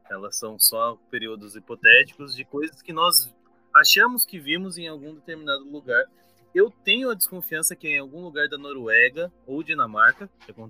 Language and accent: Portuguese; Paraná, Brazil; now in São Paulo, Brazil; você me fez nostalgia do Paraná, da minha terrinha.